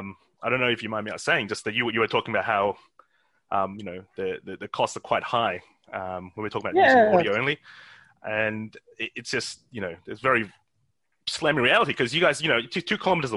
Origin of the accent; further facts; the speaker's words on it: Australia; we learned a lot about America in Australia when we were kids.